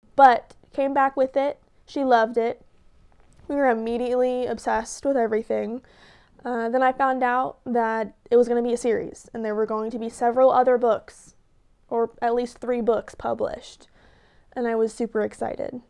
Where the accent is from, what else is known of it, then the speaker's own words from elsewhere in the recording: Tahlequah, Oklahoma, United States; I am from Tahlequah, Oklahoma